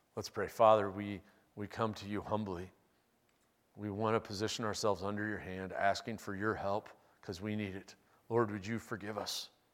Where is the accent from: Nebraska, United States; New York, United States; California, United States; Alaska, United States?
Nebraska, United States; Omaha; Westbrook Evangelical Free Church that I grew up going to in Omaha